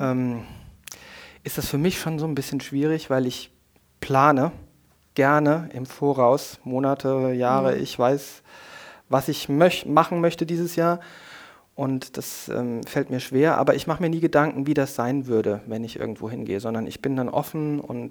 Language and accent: German; Koblenz, Rhineland-Palatinate, Germany; die Region und meine Heimat